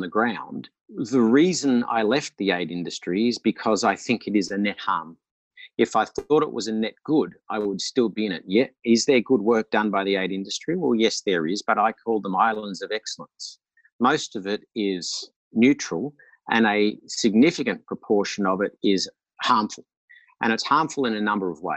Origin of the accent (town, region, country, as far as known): Australia